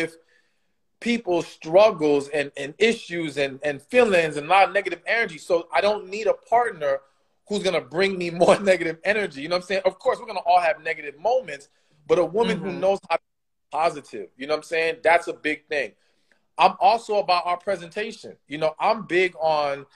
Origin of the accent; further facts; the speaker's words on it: Miami, Florida, United States; I grew up in Miami